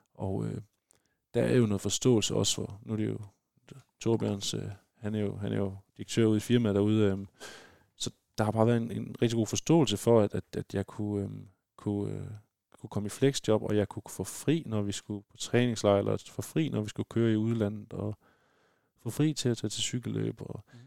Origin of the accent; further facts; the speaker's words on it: West Jutland, Denmark; nu kommer vi begge fra fra Vestjylland